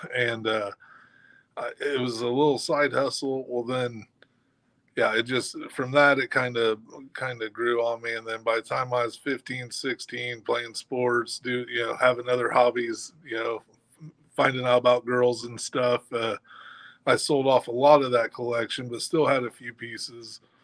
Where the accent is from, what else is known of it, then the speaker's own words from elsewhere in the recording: Kokomo, Indiana, United States; here in my hometown